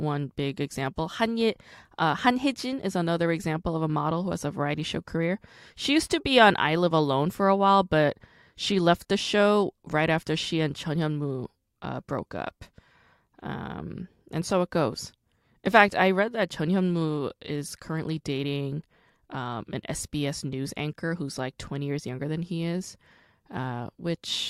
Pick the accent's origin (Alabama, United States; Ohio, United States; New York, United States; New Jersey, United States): New York, United States; also born or lived in Rockland County; I'm also from New York. I didn't grow up in Syracuse, like not upstate, but I did go to high school in Rockland County.